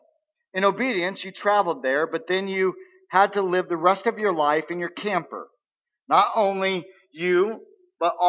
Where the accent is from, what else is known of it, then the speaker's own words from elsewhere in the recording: United States; I live by the customs of being an American